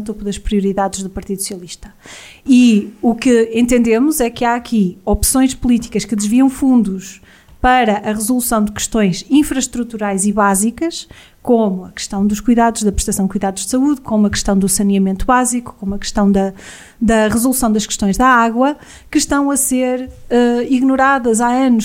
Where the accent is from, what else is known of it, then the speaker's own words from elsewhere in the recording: Vozela, Viseu, Portugal; trabalho fora há muito, muito tempo, faço quilómetros e quilómetros para regressar a Vozela, sou uma apaixonada pela, pela minha vila